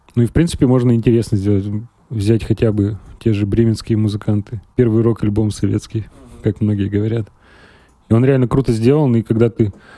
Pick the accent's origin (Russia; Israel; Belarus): Russia; Uralsky, Perm Krai; also born or lived in Serebryanka, Gainsky District, Perm Krai; now in Perm, Russia; Я из Уральского, это 17 километров от Нытвы.